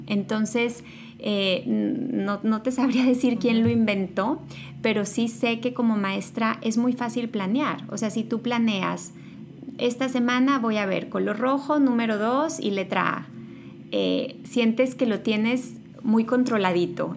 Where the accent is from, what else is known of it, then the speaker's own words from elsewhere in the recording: Los Mochis, Sinaloa, Mexico; moved away as an adult; also born or lived in Monterrey; now in United States; Yo nací en Sinaloa, soy de Los Mochis